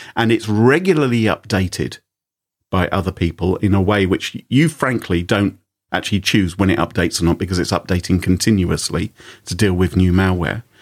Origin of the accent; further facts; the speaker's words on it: United Kingdom; I'm British